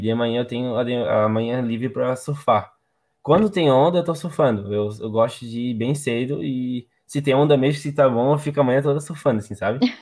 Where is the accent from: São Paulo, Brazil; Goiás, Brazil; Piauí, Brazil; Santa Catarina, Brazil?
Santa Catarina, Brazil; Palmas; also born or lived in Florianópolis; Eu nasci em Florianópolis, só que eu moro em Palmas, desde que eu me entendo por gente.